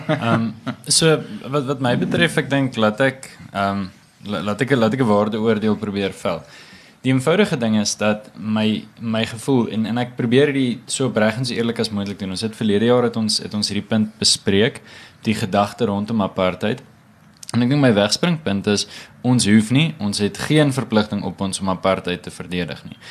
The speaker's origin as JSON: {"language": "Afrikaans", "country": "South Africa", "said": "ons as jong Af Afrikaners"}